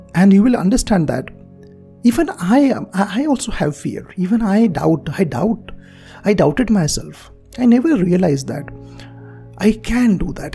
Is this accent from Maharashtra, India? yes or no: yes; Marathi medium school, Maharashtra, India; English is a second language; I'm from Marathi medium school